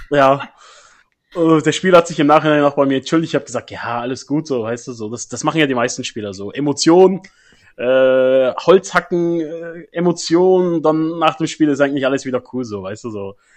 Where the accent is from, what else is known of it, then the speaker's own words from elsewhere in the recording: Bavaria, Germany; Meine Heimat Bayern, ja. Ja, natürlich. Ja, auch viele Kollegen von mir in Bayern natürlich betroffen. Ich wohne ja da nicht mehr.